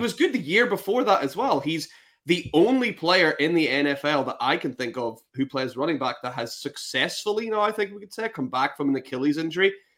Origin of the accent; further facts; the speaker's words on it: Northern Ireland, United Kingdom; now in Scotland, United Kingdom; I'm originally from Northern Ireland